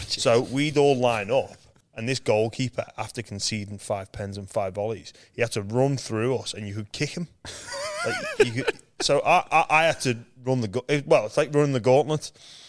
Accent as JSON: {"language": "English", "town": "Liverpool", "region": "North West England", "country": "United Kingdom", "tie": "born or raised there", "moved": "as an adult", "said": "I was born in Liverpool, England, where there's no rugby league. I'm one of seven kids, so yeah, it was a busy household growing up."}